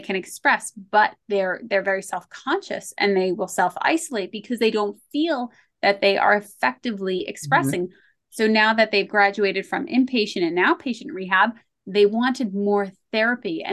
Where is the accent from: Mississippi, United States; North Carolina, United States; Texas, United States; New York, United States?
New York, United States; I grew up in the 80s and the 90s, and I grew up in New York